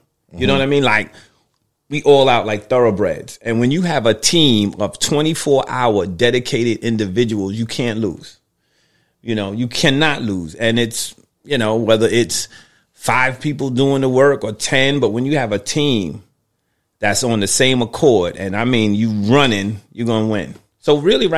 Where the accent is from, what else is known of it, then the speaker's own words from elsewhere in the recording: New York City, New York, United States; I grew up in New York City